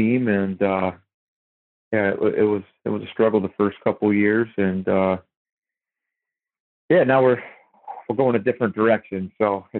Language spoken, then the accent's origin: English; Iowa, United States; moved away as an adult; also born or lived in North Carolina; now in Ohio, United States; my wife is from Iowa, I'm from Iowa